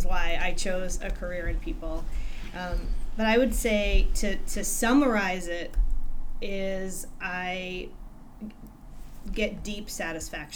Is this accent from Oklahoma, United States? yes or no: no; New Jersey, United States; now in Michigan, United States; my parents actually relocated back to Michigan, I should say, from where I grew up in New Jersey